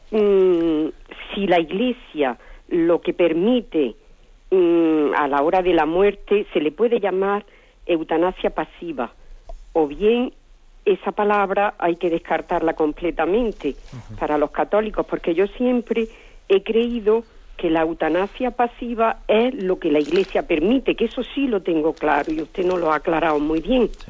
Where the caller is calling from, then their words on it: Granada, Andalusia, Spain; Buenos días. … de Granada.